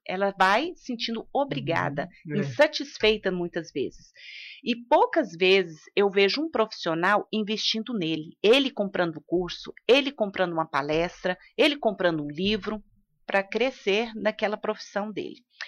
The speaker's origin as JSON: {"language": "Portuguese", "town": "Luziânia", "region": "Goiás", "country": "Brazil", "said": "eu sou de Lusiânia"}